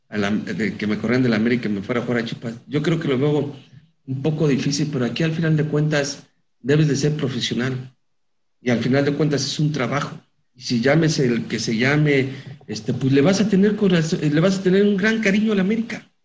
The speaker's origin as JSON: {"language": "Spanish", "country": "Mexico", "said": "como mexicano lo único que quieres es que le vaya bien a tus compatriotas."}